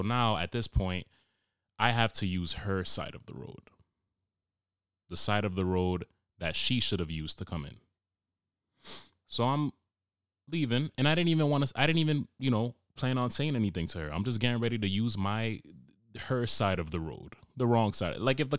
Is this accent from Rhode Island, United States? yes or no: yes; Cranston, Rhode Island, United States; So I confidently said, no, I'm from Cranston.